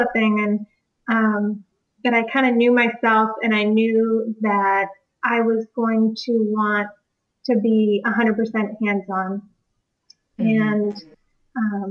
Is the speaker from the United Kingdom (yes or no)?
no; East Coast, United States; also born or lived in Washington; I grew up here on the East Coast